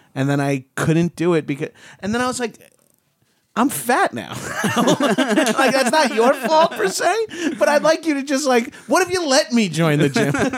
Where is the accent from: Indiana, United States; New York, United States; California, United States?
New York, United States; Long Island; moved away; I wasn't allowed to join a gym in my high school. I'm from Long Island